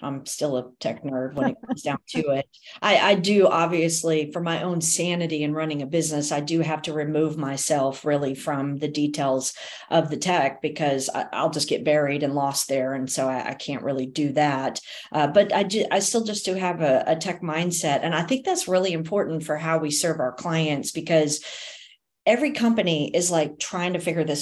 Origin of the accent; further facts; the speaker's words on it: Texas, United States; also born or lived in Fort Worth, Texas; I am a Texan. I'm very proud of my Texas roots. So we live in Fort Worth, Texas.